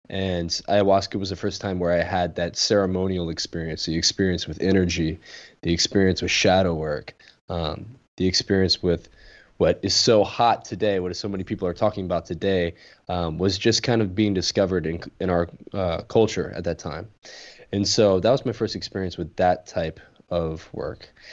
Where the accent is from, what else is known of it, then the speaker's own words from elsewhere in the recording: Louisiana, United States; growing up in Louisiana